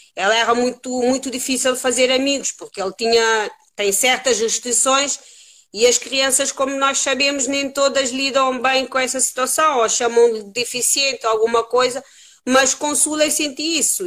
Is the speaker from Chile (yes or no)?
no; Cape Verde; moved away as an adult; now in Lisbon, Portugal; Eu nasci em Cabo Verde, vim para aqui, mas já tenho mais anos de vida aqui em Portugal do que em Cabo Verde. Uh, vim para aqui com 19 anos